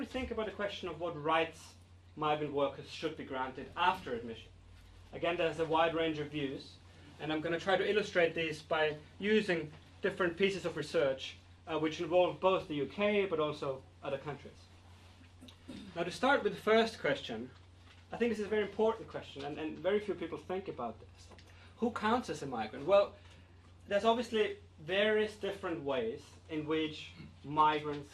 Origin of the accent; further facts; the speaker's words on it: Austria; now in United Kingdom; I'm from Austria